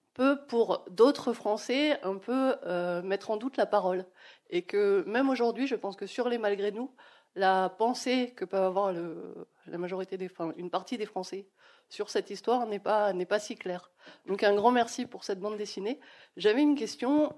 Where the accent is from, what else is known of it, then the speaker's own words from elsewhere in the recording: Alsace, Grand Est, France; moved away; alors moi je suis alsacienne, donc j'y suis sensible, mais c'est vrai qu'ayant quitté l'Alsace